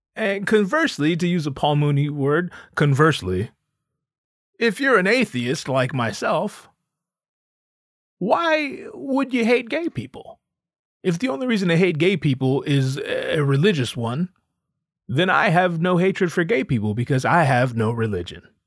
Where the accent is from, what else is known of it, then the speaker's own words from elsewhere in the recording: United States; I'm an American 'cause I was born in America.